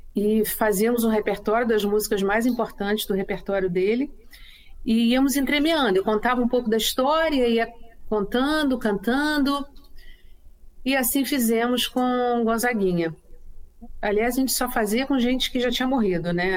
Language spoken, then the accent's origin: Portuguese; Niterói, Rio de Janeiro, Brazil; also born or lived in Nova Friburgo, Brazil; now in Florianópolis, Brazil; eu não sou de Friburgo, sou de Niterói